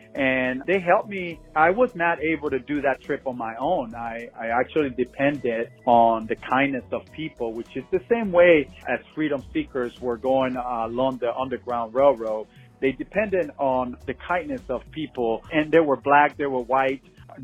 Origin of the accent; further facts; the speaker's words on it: Panama; now in Phoenix, United States; But on a personal level, I grew up in Panama and always wanted to do a trip from here to Panama through Mexico. Currently, I'm living in Phoenix